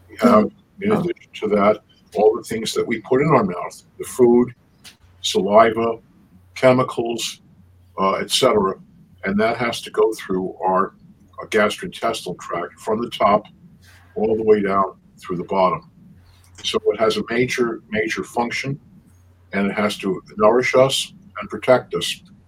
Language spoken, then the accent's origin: English; New York City, New York, United States; also born or lived in Buffalo, New York / Brussels, Belgium; I was born in the Bronx, in New York, and uh, grew up in the Bronx and Queens